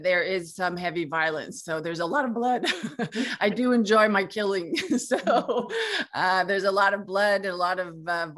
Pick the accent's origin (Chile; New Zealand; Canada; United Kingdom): Canada; also born or lived in Quebec; I'm from Canada and I live in Quebec